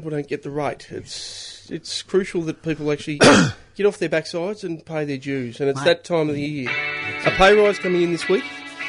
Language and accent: English; Ararat, Victoria, Australia; Growing up in Ararat, which was in that Bible Belt.